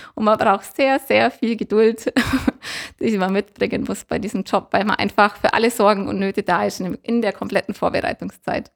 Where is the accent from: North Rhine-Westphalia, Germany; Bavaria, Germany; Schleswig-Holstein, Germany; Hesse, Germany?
Bavaria, Germany; Allgäu; wir sind Allgäuer